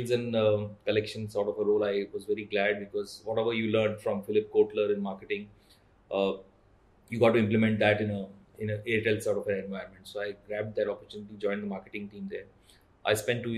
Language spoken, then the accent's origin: English; Hyderabad, Telangana, India; also born or lived in Pune / Mumbai; I took a posting back in Hyderabad, my hometown